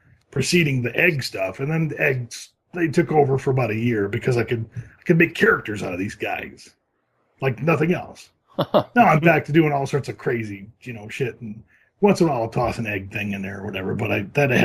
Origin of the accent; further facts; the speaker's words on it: Lansing, Michigan, United States; moved away as an adult; now in Los Angeles, United States; I'm from Lansing